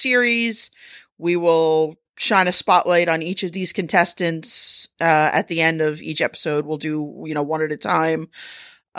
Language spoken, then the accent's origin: English; United States; I'm American